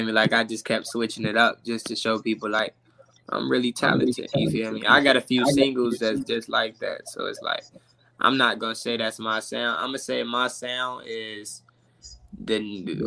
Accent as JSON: {"language": "English", "town": "Chicago", "region": "Illinois", "country": "United States", "said": "I'm from Chicago"}